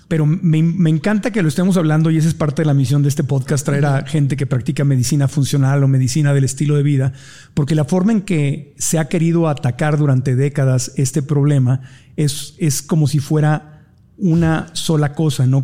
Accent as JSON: {"language": "Spanish", "region": "Mexico City", "country": "Mexico", "tie": "born or raised there", "said": "A mí mi mamá me llevaba de niño aquí en Ciudad de México a comer hot cakes los domingos."}